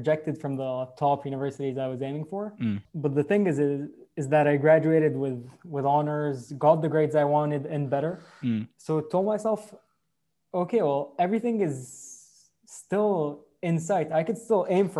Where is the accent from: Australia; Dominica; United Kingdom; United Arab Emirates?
United Arab Emirates; Abu Dhabi; growing up in the Middle East, more precisely Abu Dhabi